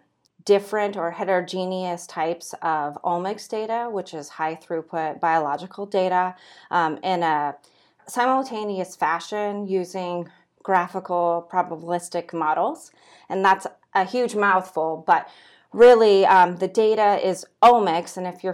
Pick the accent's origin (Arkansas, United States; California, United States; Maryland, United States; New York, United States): California, United States; Santa Cruz; now in Nebraska, United States; I'm originally from Santa Cruz, California.